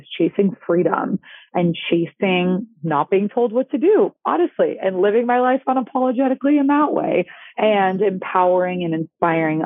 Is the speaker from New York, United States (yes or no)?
no; Boston, Massachusetts, United States; moved away; I'm Greek. I'm originally from Boston, Massachusetts